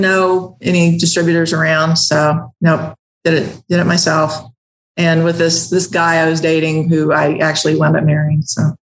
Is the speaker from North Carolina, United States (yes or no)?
no; the Ozarks, Southwest Missouri, United States; accent: twang; born and raised in Southwest Missouri um, in the Ozarks. So I got a little bit of a twang